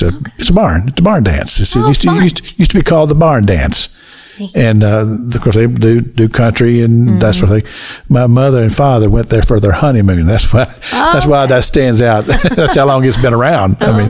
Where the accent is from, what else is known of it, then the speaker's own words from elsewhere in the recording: Kentucky, United States; I grew up in Kentucky.